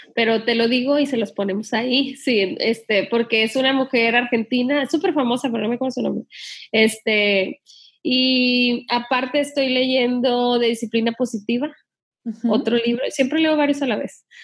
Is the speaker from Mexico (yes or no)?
yes; Sinaloa, Mexico; yo me crié en Sinaloa